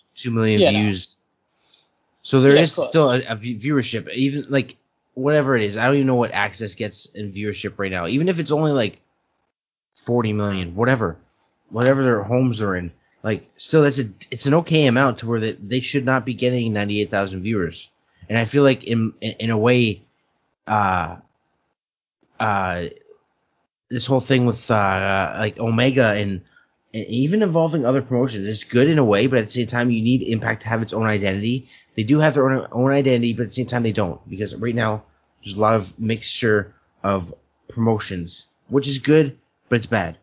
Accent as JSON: {"language": "English", "country": "Canada", "said": "I'm Canadian."}